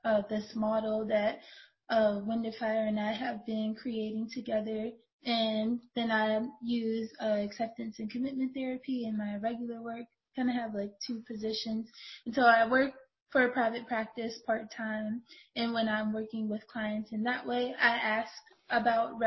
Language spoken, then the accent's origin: English; Youngstown, Ohio, United States; I grew up in Youngstown, Ohio